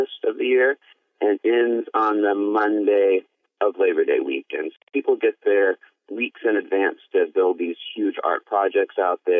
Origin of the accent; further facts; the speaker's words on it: New York, United States; I'm from New York.